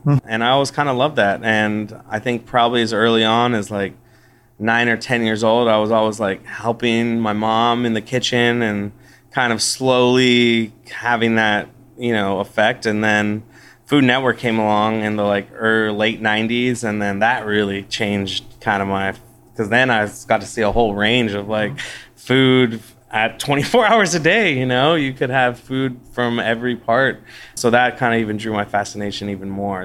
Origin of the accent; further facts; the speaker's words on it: West Covina, California, United States; now in Austin, United States; I was born in West Covina, California, which is in uh, in the San Gabriel Valley in uh, Los Angeles